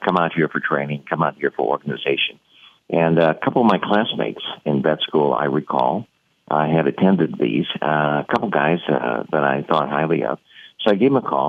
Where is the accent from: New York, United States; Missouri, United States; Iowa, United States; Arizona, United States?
Missouri, United States; St. Louis; I was from St. Louis, Missouri